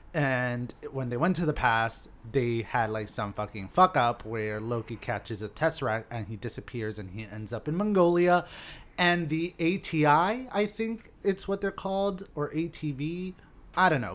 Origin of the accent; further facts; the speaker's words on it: Hialeah, Florida, United States; I grew up in Hialeah in an apartment complex